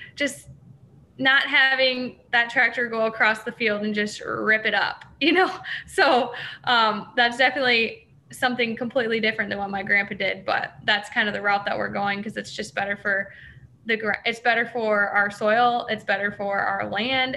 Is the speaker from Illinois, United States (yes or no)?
yes; hometown near Kewanee, Illinois area, United States; also born or lived in Iowa; I was a beef feed sales intern at one of the co-ops that was like 40 minutes from my hometown